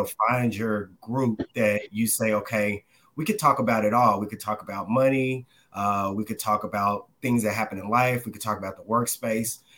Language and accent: English; Dallas, Texas, United States; moved away as an adult; now in New York City, United States; I'm originally from the Dallas, Texas area. Uh, grew up there majority of my life